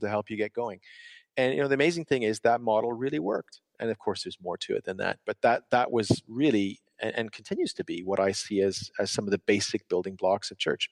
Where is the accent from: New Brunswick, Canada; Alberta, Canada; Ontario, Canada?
Ontario, Canada; moved away as an adult; also born or lived in United Kingdom; now in Montreal, Canada; after a short time in my hometown in Ontario, we ended up back in Montreal